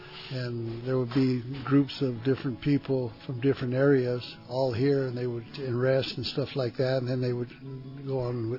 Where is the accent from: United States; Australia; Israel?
United States; Gallup, New Mexico; I was, you know, born and raised in Gallup